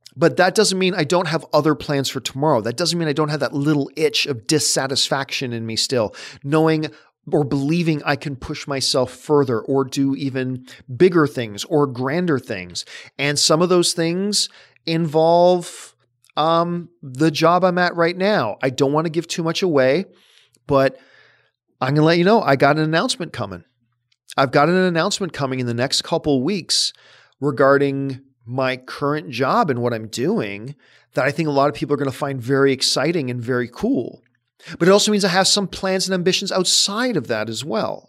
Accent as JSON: {"language": "English", "country": "Canada", "said": "I'm Canadian"}